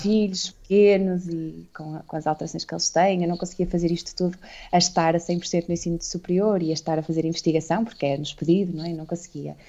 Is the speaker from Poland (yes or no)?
no; Santa Maria da Feira, Aveiro District, Portugal; Nós somos de Santa Maria da Feira.